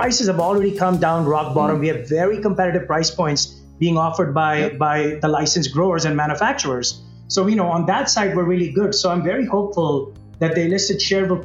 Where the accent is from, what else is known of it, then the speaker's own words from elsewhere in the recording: Mumbai, Maharashtra, India; now in Calgary, Canada; I grew up in Mumbai in a middle-class family